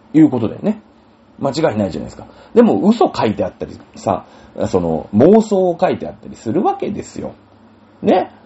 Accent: Japan; 日本人ですから、日本に生まれて

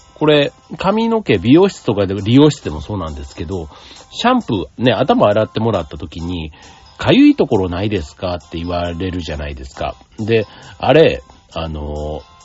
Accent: Osaka, Japan; 大阪の人間

